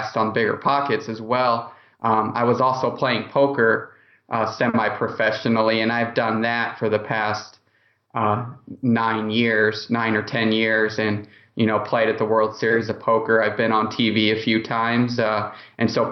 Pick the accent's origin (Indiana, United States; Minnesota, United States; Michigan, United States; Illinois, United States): Indiana, United States; Indianapolis; I'm from Indianapolis